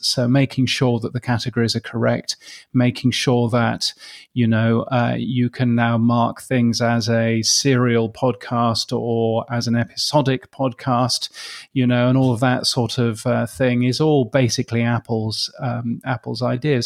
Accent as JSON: {"language": "English", "country": "United Kingdom", "also_born_or_lived": "Canada / United States", "moved": "as an adult", "lives_now": "Brisbane, Australia", "said": "as a Brit, um, as one that's moved to Australia"}